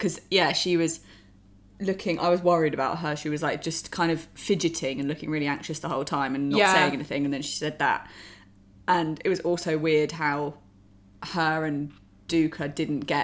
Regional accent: England, United Kingdom; us English

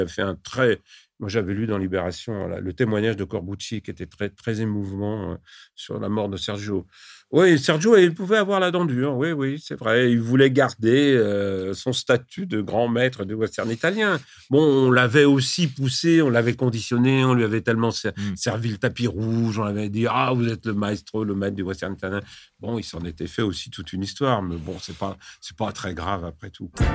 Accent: France; Chez nous, en France

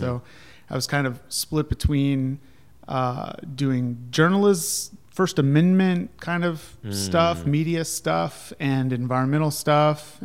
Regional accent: Ohio, United States; also born or lived in Colorado; now in North Carolina, United States; I grew up in Ohio, but then I moved out there and I was up in Vail in the mountains

